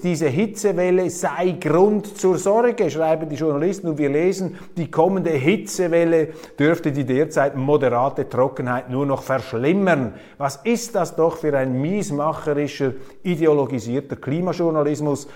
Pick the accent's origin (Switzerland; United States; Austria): Switzerland; bei uns in der Schweiz